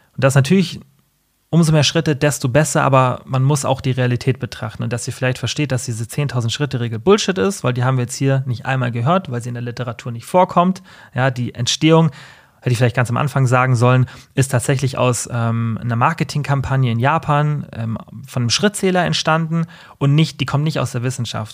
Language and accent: German; Allgäu, Germany; bei uns im Allgäu